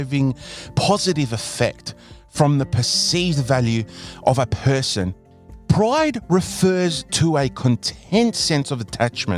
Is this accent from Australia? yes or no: yes; Australia; I'm an Australian born and part of this beautiful country